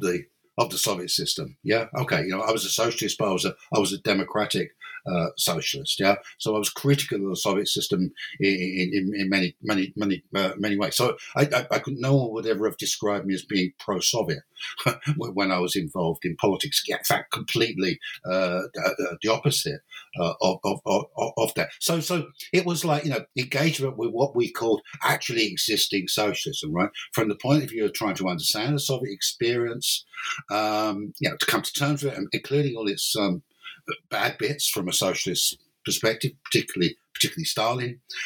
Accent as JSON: {"language": "English", "region": "London", "country": "United Kingdom", "moved": "as an adult", "lives_now": "Cork, Ireland", "said": "but originally, I'm not Irish. Originally, I'm English or British. I'm from London, basically. And then in 1992, I moved to Ireland to take up an academic post at University College Cork, and I've been here ever since."}